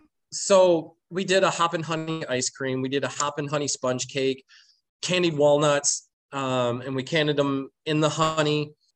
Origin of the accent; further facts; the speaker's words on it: Flint, Michigan, United States; I'm originally from Flint, Michigan